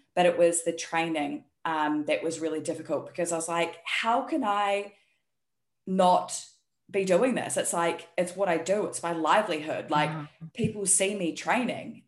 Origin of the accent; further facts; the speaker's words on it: New Zealand; moved away as an adult; also born or lived in Taiwan; now in South Korea; you can hear by my accent, I'm actually from New Zealand, but I live in South Korea